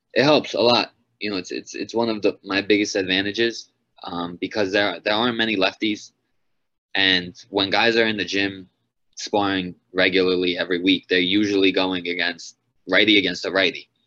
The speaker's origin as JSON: {"language": "English", "area": "Long Island", "region": "New York", "country": "United States", "tie": "born or raised there", "said": "my first five fights were all in Long Island, in my hometown"}